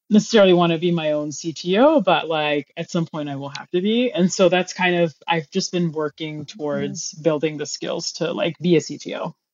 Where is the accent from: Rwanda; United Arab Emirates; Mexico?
United Arab Emirates; Dubai; I, I am an American, but I grew up in Dubai.